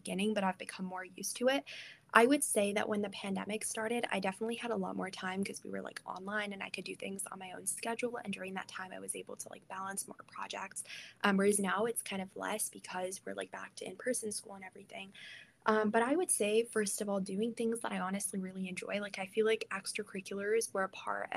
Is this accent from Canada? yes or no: no; Iran; moved away; I am like originally from Iran